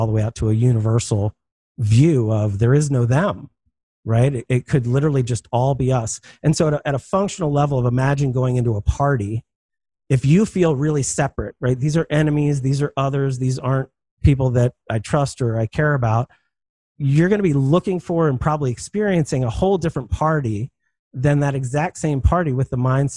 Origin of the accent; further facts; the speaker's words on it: Philadelphia, Pennsylvania, United States; I'm from Philadelphia.